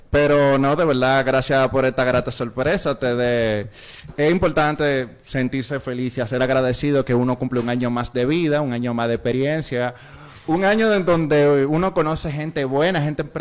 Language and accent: Spanish; Dominican Republic; No, yo no soy el típico dominicano